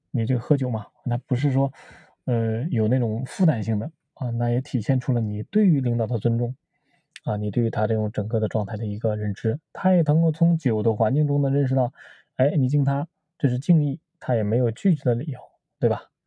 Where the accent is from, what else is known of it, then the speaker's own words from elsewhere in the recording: China; 在中国嘛，我们中国人都喜欢喝白酒